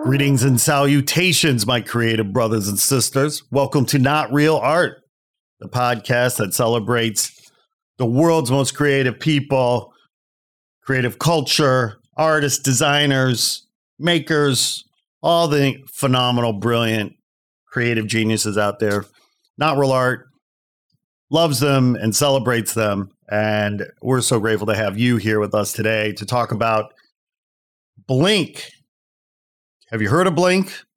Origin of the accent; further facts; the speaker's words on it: outside Chicago, Indiana, United States; moved away; I'm a Midwest boy myself, having been uh, born and raised in Indiana outside Chicago.